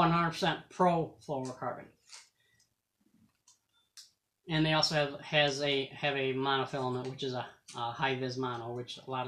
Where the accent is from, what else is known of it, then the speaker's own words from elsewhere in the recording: Central New York, United States; We're from Central New York area